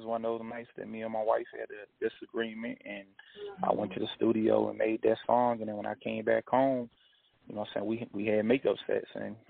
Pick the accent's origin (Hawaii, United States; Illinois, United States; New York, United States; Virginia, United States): Virginia, United States; Appomattox; moved away; my hometown down here in Appomattox, Virginia, like that's currently where I'm at now, visiting my uncle